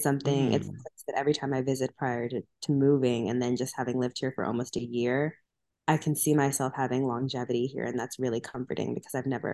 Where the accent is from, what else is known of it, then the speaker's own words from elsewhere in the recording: Monterey, California, United States; born there; So I was born in Monterey, California, but I grew up moving around a ton.